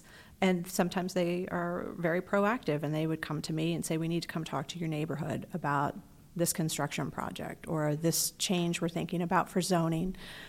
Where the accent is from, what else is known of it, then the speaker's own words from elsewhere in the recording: Texas, United States; moved away as an adult; also born or lived in Lake Charles, Louisiana / New Braunfels, Texas; now in Rockville, United States; No, I was born in Lake Charles, Louisiana. My family come from, yes, and we all migrated, well, most of us migrated to Texas. So that really was home until we got here.